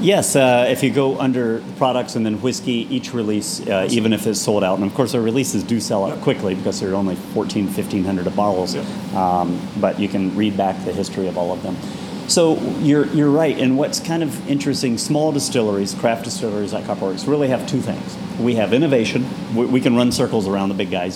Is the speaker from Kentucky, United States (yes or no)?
yes; Bowling Green, Kentucky, United States; growing up in Kentucky